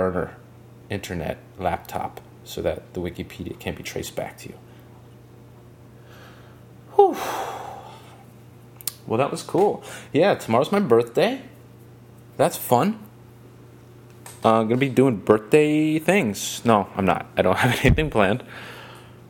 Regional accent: Miami, Florida, United States; I'm from Miami.

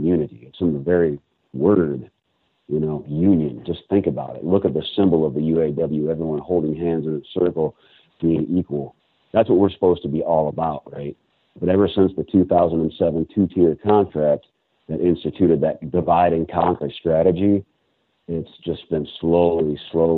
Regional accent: Flint, Michigan, United States; I'm originally from Flint, Michigan, and I currently live just about 2 miles north of Flint, Michigan

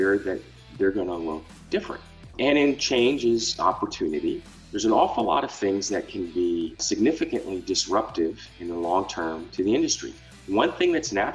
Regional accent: East Coast, United States; moved away as an adult; also born or lived in California; I grew up on the East Coast

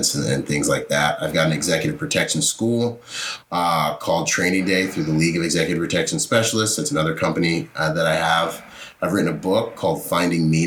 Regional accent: Washington, United States; also born or lived in Nassau, Bahamas; I was born in the Bahamas. My parents split up. I spent half my time in Nassau, Bahamas, and half my time in Washington State

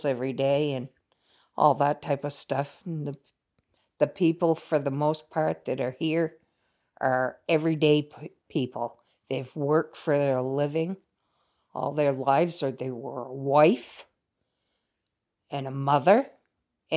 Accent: Vermont, United States; the way we grew up here in Vermont

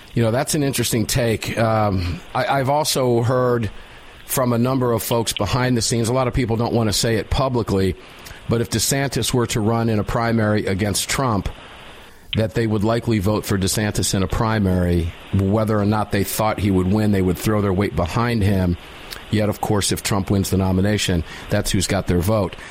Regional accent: Florida, United States; the great state of Florida, my home state

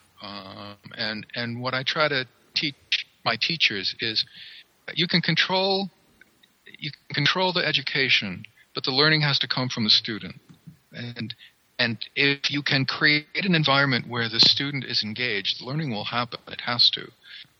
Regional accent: coastal Maine, United States; moved away as an adult; I come from Maine. I come from coastal Maine. Back in the old days, before I left Maine, I got a job and had to leave the state

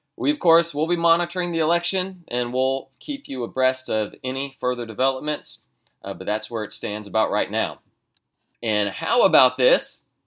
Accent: United States; I am an American

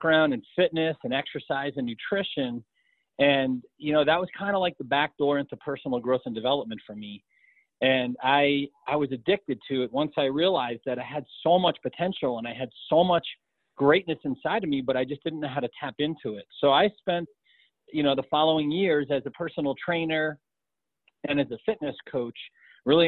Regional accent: New York, United States; now in Colorado, United States; I was born and raised in New York

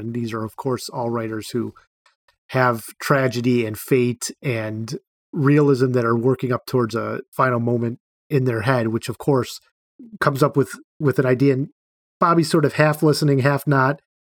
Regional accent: Cleveland, Ohio, United States; I grew up in Cleveland, so I'm an Indians fan

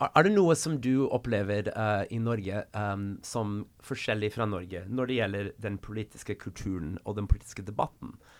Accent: United States; Swedish is a second language; now in Norway; Själv kommer jag från USA

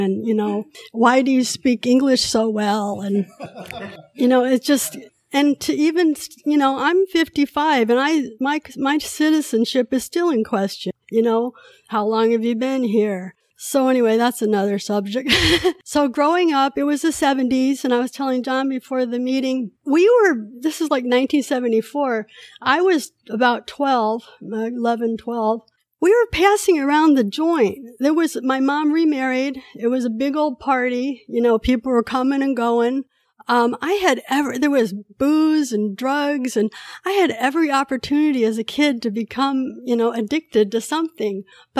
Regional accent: California, United States; also born or lived in Korea; So I was born in Korea 1963, and I was adopted when I was 2 years old. In 1965, when I came to the States, my mom was already pregnant with my brother, so she had four kids after me, but I'm the only one who was adopted. I grew up in Northern California.

